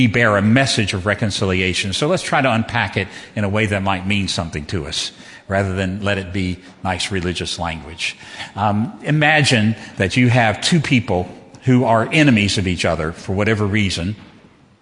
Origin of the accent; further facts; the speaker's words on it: Southwest Virginia, United States; Southwest Virginia, that is Southern